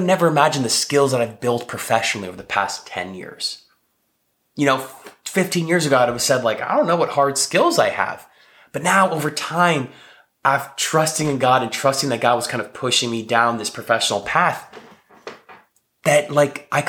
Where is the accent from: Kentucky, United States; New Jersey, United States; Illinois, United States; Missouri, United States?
New Jersey, United States; moved away as an adult; also born or lived in New York; now in Texas, United States; I'm living in Texas. I grew up in New Jersey. I was living in New York when I met my wife.